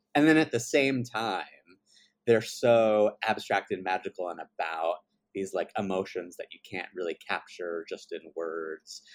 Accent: Baltimore, Maryland, United States; I grew up in Baltimore, Maryland

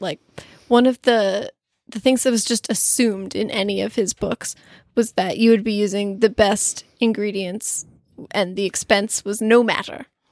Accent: United States; I'm American

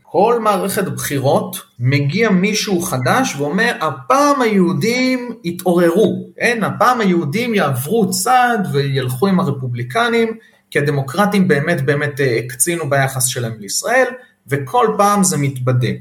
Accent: Israel; לנו כישראלים

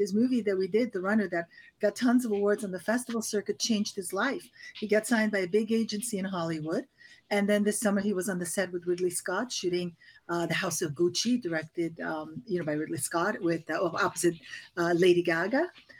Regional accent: Paris, Île-de-France, France; I really had that experience of growing not only in Paris, but we traveled a lot. So we traveled all over Europe.

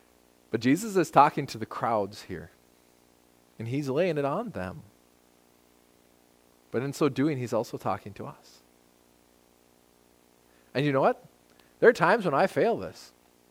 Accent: United States; I'm an American

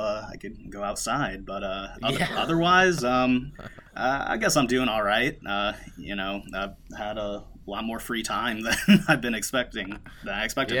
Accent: Cleveland, Ohio, United States; moved away as an adult; now in Jersey City, United States; So I usually just tell people I'm originally from Cleveland, Ohio. That's where I went to high school at. That's where I went to college at. And then I ended up moving to Jersey City, New Jersey

